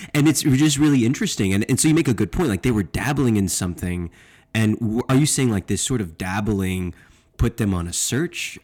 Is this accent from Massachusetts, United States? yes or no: no; Texas, United States; I'm from Texas